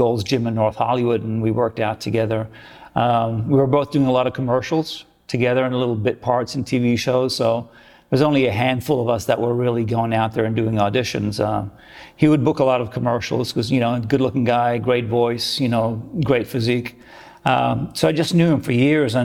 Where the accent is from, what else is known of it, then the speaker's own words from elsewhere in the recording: Rome, Lazio, Italy; also born or lived in Australia / California; now in United States; I'm from Rome